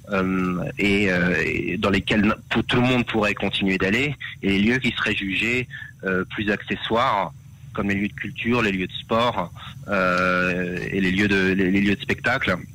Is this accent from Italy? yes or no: no; France; Euh, je, nous venons de France et, effectivement on sait qu'en France la vaccination est obligatoire dans, dans certains cas.